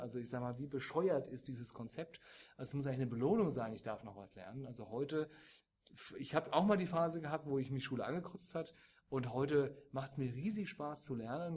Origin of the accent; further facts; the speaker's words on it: Germany; wir als Deutsche